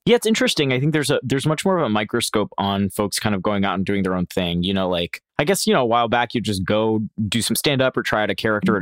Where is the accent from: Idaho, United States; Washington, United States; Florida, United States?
Florida, United States; also born or lived in Puerto Rico; now in New York, United States; growing up in Florida, I learned to sleep through hurricanes